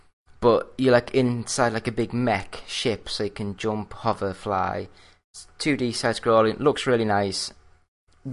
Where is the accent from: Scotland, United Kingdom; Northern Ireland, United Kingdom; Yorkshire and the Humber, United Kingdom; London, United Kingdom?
Yorkshire and the Humber, United Kingdom; I'm from Yorkshire